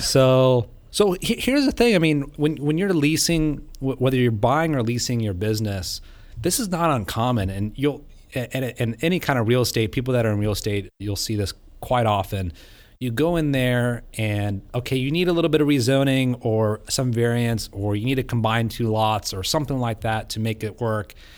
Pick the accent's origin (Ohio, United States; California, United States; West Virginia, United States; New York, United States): Ohio, United States; Vandalia; growing up in Monell, Ohio, I thought it was the biggest town in the world